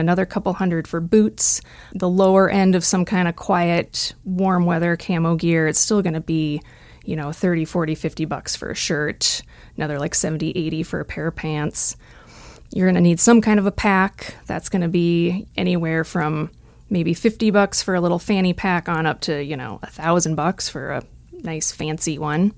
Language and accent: English; just outside the Twin Cities, Minnesota, United States; moved away; I grew up in Minnesota, just outside the Twin Cities.